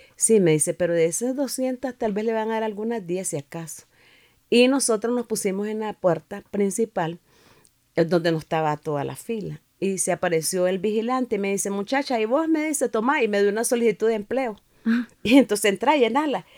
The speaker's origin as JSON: {"language": "Spanish", "country": "Nicaragua", "tie": "born or raised there", "lives_now": "Managua, Nicaragua", "said": "al tiempo regresé a mi pueblo"}